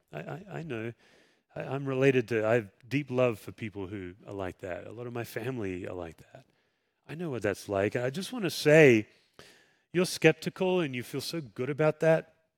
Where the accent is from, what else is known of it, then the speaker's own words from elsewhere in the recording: Western Australia, Australia; moved away; I grew up swimming in the Indian Ocean